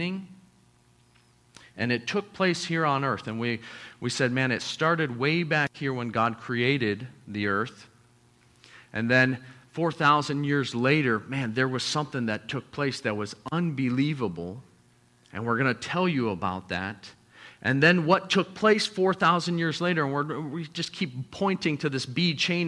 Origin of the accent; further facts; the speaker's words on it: United States; also born or lived in Papua New Guinea; us as the American church